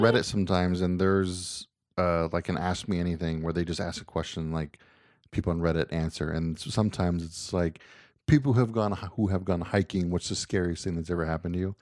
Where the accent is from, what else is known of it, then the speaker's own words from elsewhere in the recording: United States; I'm American